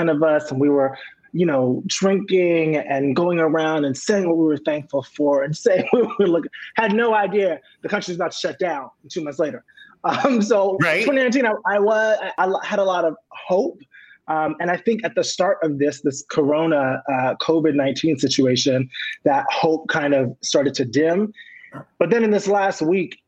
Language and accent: English; New York City, New York, United States; I grew up in Queens, New York.